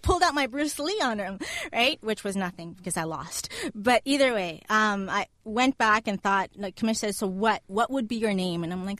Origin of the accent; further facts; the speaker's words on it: Colombia; I am from Colombia, my parents are from Colombia. I have a lot of rebel inside me